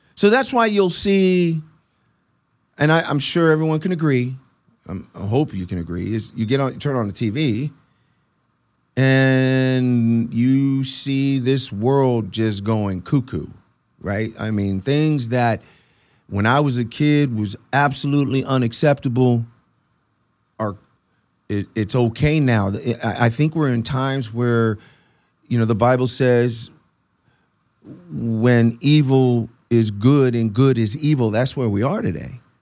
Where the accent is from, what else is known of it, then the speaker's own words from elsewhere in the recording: Puerto Rico; moved away; I'm Puerto Rican, so I was born in Puerto Rico